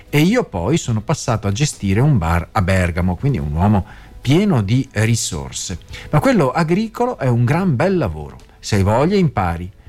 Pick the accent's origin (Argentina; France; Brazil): France; first language French; Italian is a second language; now in Italy; Mentre conto di crearmi un canale in Francia, visto che vengo da lì e che sono madrelingua